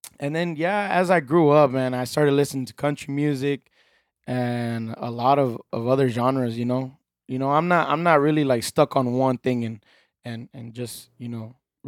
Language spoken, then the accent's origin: English; Texas, United States; I'm from Texas, man.